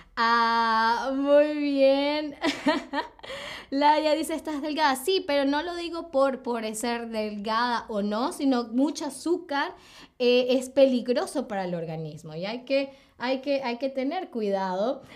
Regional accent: Caracas, Capital District, Venezuela; soy de Venezuela, soy de Venezuela, ¿ok? De Caracas, Venezuela.

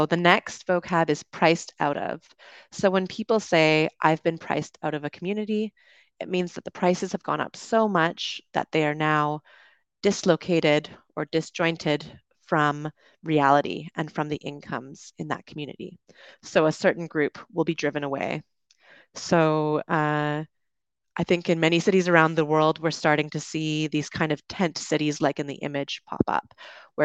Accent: Canada; moved away as an adult; also born or lived in United Kingdom; now in Dominican Republic; I'm from Canada, lived in the UK, and I am currently streaming to you from the Dominican Republic.

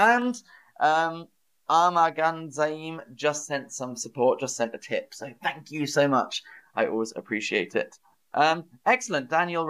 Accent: United Kingdom; as a British person

